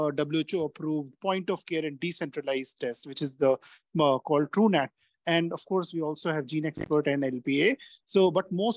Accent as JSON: {"language": "English", "country": "India", "said": "I come from India"}